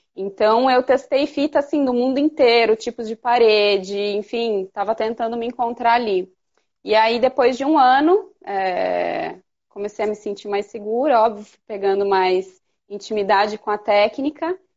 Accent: Piracicaba, São Paulo, Brazil; also born or lived in Campinas; eu sou de Piracicaba, como eu estava te contando, eu mudei meu ateliê para Campinas

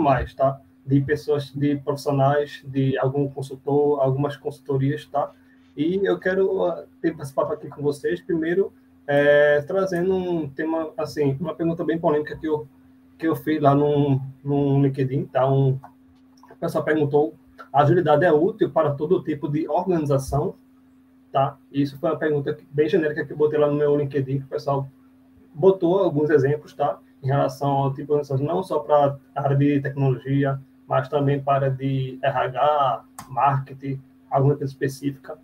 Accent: Recife, Pernambuco, Brazil; sou de Recife, aqui Pernambuco. Meu sotaque já entrega

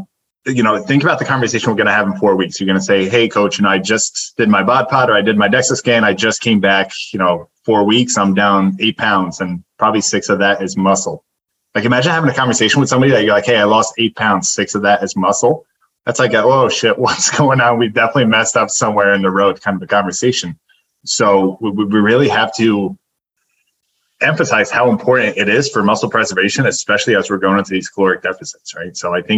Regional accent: New Jersey, United States; Like, I grew up in Jersey. I'll do a bagel with cream cheese

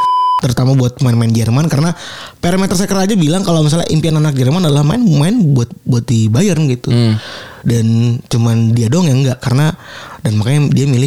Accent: Cirebon, West Java, Indonesia; maksud gue gue juga dari Cirebon anjing

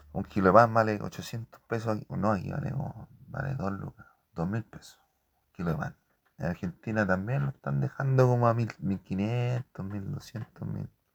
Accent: Chile; aquí en Chile

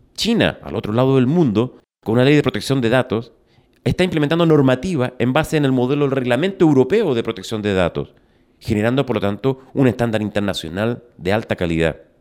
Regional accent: Chile

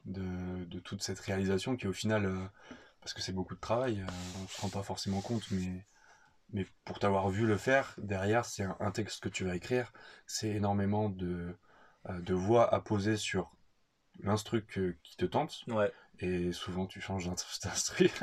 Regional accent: France; moved away as an adult; also born or lived in Australia; notre goût pour la bouffe en tant que Français

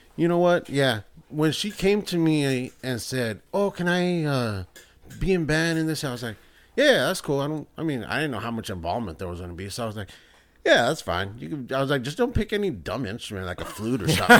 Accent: El Salvador; I'm from El Salvador

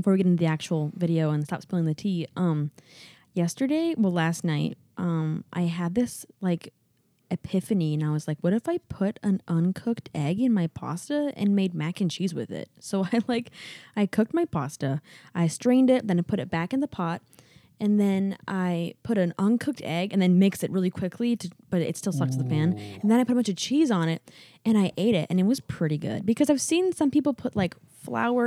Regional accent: Wisconsin, United States; growing up in Wisconsin, we had a lot of farms

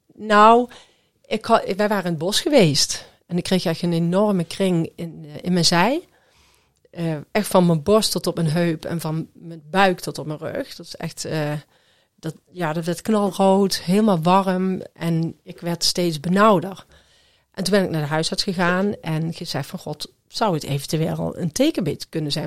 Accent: Groesbeek, Gelderland, Netherlands; ik kom uit Groesbeek

